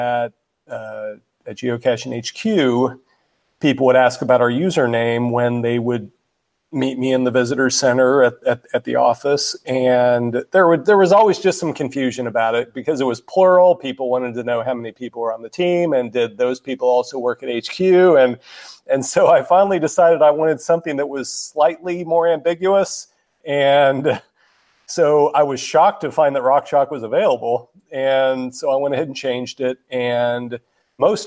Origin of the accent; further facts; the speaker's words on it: Kansas, United States; moved away; We're both from Kansas